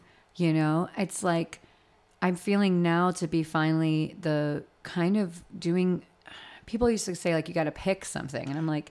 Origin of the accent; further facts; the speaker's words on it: Florida, United States; Like I'm from South Florida. So when I go to LA, I feel like I'm at home.